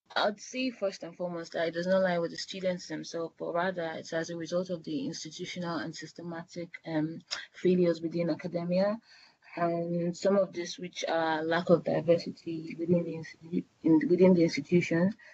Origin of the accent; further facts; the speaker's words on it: Nigeria; moved away as an adult; now in United Kingdom; I'm Nigerian. I've been here for the past five years